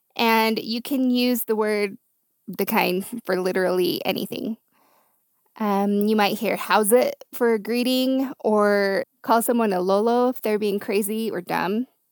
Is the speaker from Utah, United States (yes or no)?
yes; Utah, United States; I'm from Utah, born and raised